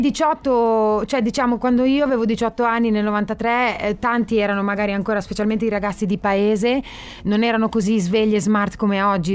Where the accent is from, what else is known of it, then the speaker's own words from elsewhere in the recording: Solarolo, Emilia-Romagna, Italy; nel comune dove io sono nata, a Solarolo